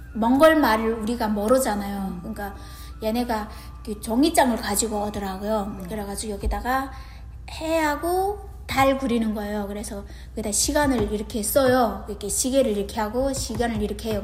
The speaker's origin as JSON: {"language": "Korean", "country": "North Korea", "also_born_or_lived": "South Korea", "accent": "North Korean dialect", "moved": "yes", "lives_now": "Georgia, United States", "said": "우리 북한 또 사투리가 또 있잖아요. 저 지금도 저는 쓰지만"}